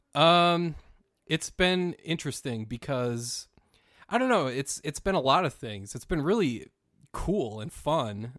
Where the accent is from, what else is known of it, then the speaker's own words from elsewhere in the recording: Minnesota, United States; I'm from Minnesota, um, and growing up in the 1980s